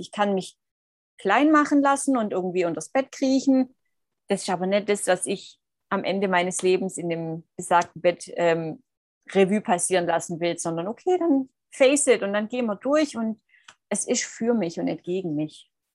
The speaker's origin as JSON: {"language": "German", "region": "Swabia", "country": "Germany", "moved": "yes", "said": "ich komme aus dem Schwabenland."}